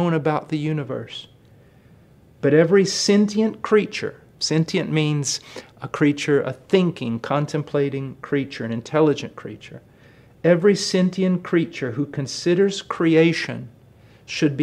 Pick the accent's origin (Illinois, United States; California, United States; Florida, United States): Illinois, United States; I was born in Illinois on a farm